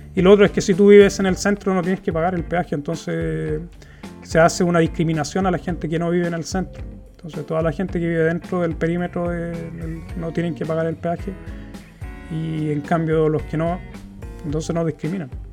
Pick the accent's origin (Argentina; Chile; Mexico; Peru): Chile; moved away as an adult; now in Gothenburg, Sweden; en mi país, que es lo que yo conozco